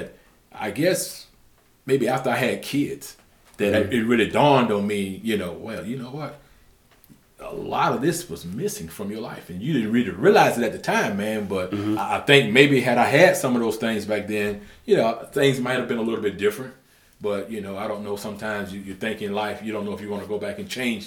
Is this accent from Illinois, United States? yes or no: no; Camden, South Carolina, United States; also born or lived in Jacksonville, Florida; I'm born and raised in Camden, South Carolina